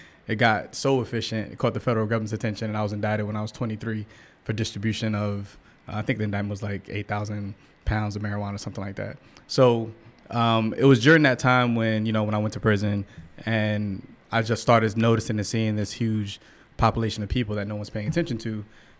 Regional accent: St. Petersburg, Florida, United States; Yeah, so I grew up in St. Petersburg, Florida, which is right outside of Tampa. And, you know, just where I grew up at, it was just the drug culture, right?

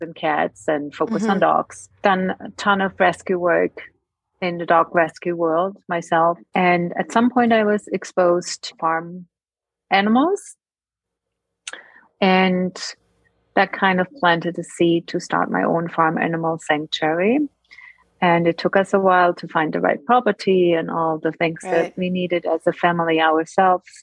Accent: Germany; moved away as an adult; now in United States; I'm from Europe, from Germany.

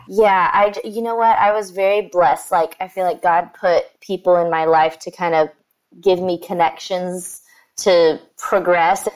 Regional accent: Sugar Land, Texas, United States; growing up in that area

